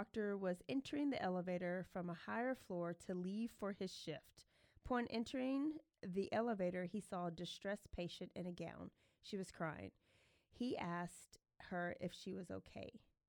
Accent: Elmont, New York, United States; Nope, don't. And I'm from Elmont.

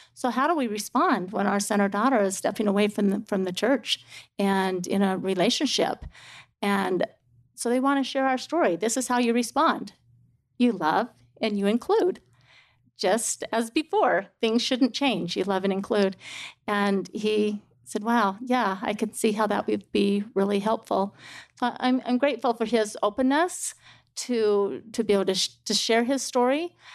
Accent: Salt Lake City, Utah, United States; also born or lived in Montana; now in Lehi, United States; I moved from Montana to Salt Lake City in third grade

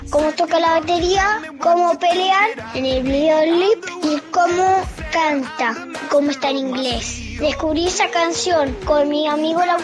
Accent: Posadas, Misiones, Argentina; Tengo 11 años, eh, pertenezco a Erillitos Sinfónicos, soy de Posadas Misiones

